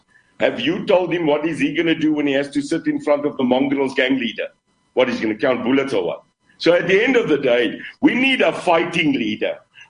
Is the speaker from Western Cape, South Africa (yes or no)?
yes; Khayelitsha, Western Cape, South Africa; I come from Khayelitsha. I know Mitchell's Plain, and I also know Bishop. I know it. Cape Town, Brett, is our city.